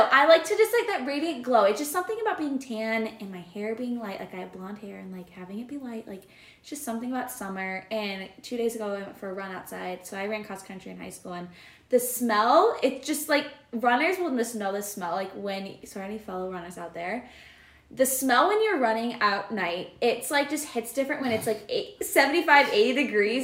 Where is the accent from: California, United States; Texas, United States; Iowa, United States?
Iowa, United States; Cedar Rapids; I'm from Cedar Rapids, Iowa, which is in eastern Iowa, and I am cent- currently in central Iowa